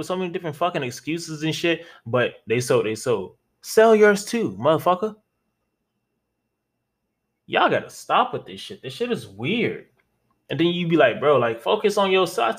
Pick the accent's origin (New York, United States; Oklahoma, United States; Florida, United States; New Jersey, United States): Florida, United States; I'm from Florida